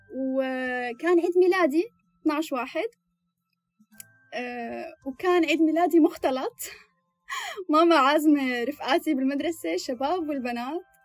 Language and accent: Arabic; Damascus, Damascus Governorate, Syria; moved away as an adult; now in Sweden; 25 سنة آه من سوريا من الشام متزوجة